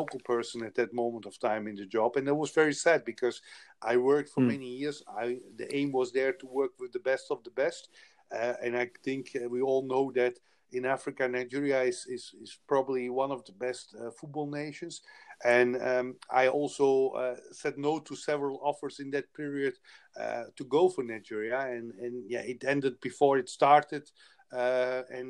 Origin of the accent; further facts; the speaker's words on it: Belgium; moved away; I come from Belgium. We have 11 million people